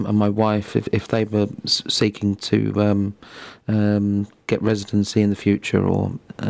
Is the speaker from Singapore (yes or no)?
no; England, United Kingdom; Although I'm English, my wife is a person of Indian origin.